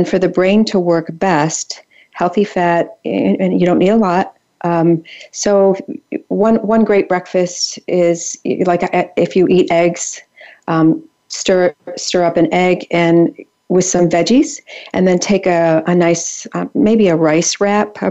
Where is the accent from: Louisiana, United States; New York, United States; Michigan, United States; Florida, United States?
Michigan, United States; Midland; So I'm from Michigan. I grew up in Midland, which is pretty farm country